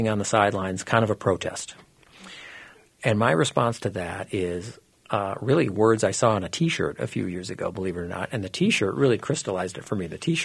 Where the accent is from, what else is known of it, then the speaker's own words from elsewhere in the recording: Minnesota, United States; I was born and raised in Minnesota, but I went to school out of Minnesota